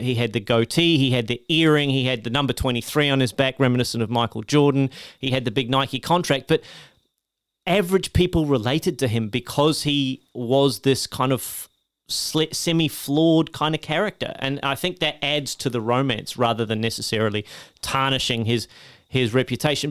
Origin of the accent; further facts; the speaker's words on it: Australia; as an Australian